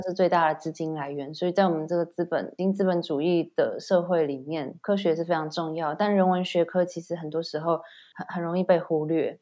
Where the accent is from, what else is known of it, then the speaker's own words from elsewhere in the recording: Taiwan; moved away as an adult; now in United Kingdom; 但是我是台湾人啊